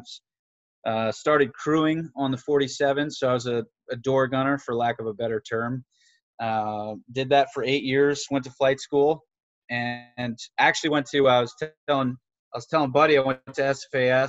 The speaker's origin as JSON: {"language": "English", "region": "New Hampshire", "country": "United States", "tie": "born or raised there", "said": "I grew up in New Hampshire"}